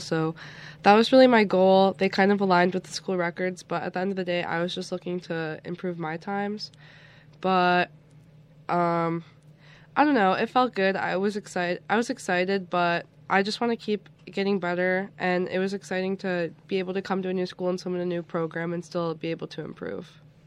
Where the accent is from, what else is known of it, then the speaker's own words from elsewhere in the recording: Niagara Falls, New York, United States; I'm originally from Niagara Falls